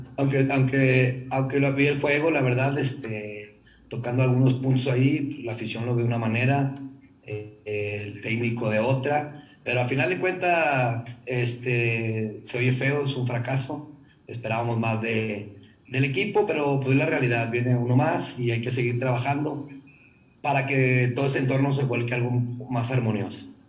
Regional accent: Monterrey, Nuevo León, Mexico; nosotros como buenos regiomontanos

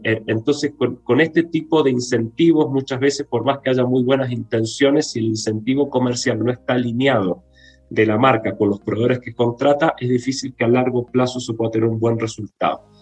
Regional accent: Córdoba, Argentina; moved away as an adult; also born or lived in Brazil / Buenos Aires; now in Santiago, Chile; yo soy argentino, de Córdoba, la segunda ciudad de Córdoba, ahí me crié, no nací ahí, pero ahí me crié, estudié

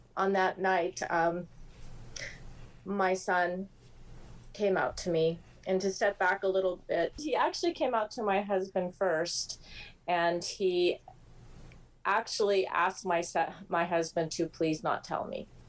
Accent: the Bay Area, California, United States; I grew up in the Bay Area

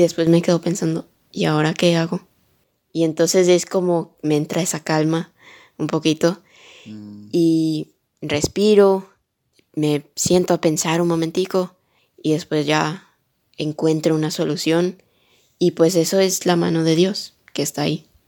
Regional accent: Miami, Florida, United States; also born or lived in Colombia; yo nací aquí en Miami, en los Estados Unidos, pero soy colombiana de corazón.

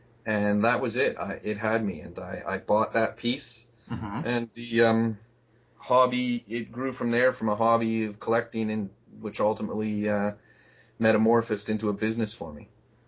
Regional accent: Canada; moved away as an adult; also born or lived in Japan; I'm a Canadian citizen at present time.

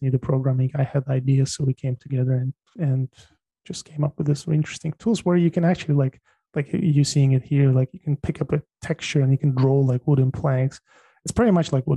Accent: Tajikistan; moved away; I was born in Tajikistan, which is ex-Soviet Republic.

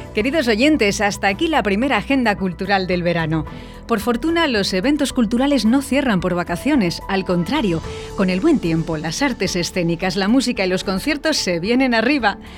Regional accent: Valladolid, Castile and León, Spain; Aquí en Valladolid

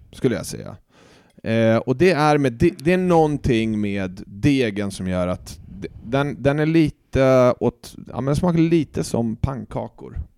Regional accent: Stockholm, Stockholm County, Sweden; Jag är ju uppväxt och född i Stockholm, men jag har ju bott eh, ja, men en väldigt stor del av mitt liv ute i orten

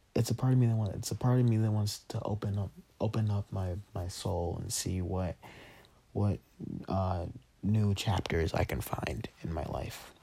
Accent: Denver, Colorado, United States; also born or lived in Texas; I was born in Denver

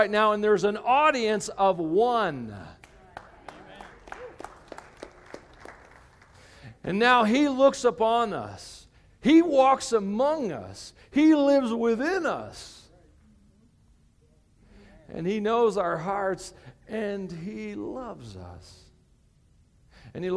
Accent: United States; I'm an American.

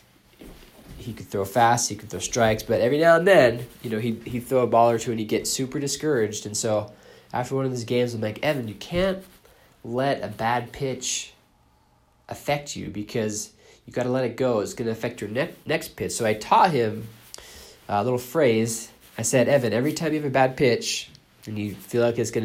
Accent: Boston, Massachusetts, United States; I grew up in Boston

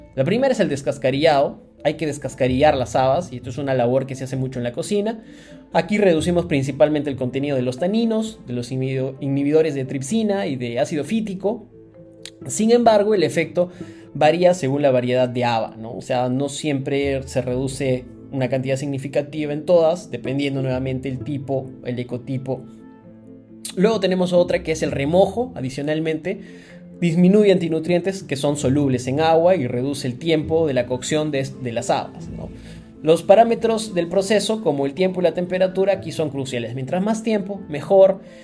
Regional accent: Cusco, Peru; nací, nací y crecí en Cusco

